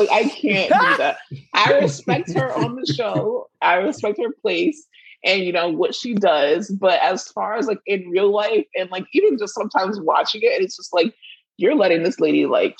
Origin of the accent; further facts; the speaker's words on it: Florida, United States; But, like, we're from Miami. Like, well, we're close to Miami.